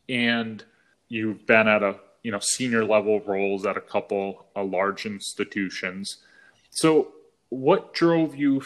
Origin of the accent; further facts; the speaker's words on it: New England, United States; moved away as an adult; now in California, United States; When we first moved out to California, where we live now, you know, I'm from New England.